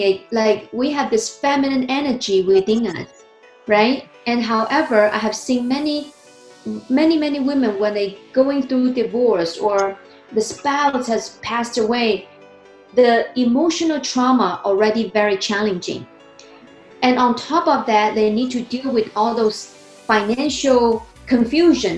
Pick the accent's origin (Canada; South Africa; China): China; English is a second language; moved away as an adult; also born or lived in New Jersey; now in United States; I was born and raised in China. I came to the United States 2009